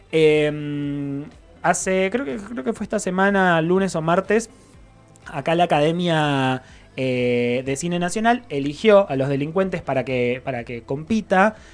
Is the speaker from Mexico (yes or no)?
no; Argentina